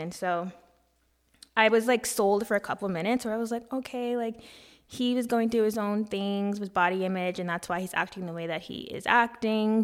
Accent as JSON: {"language": "English", "country": "United States", "said": "I am from America"}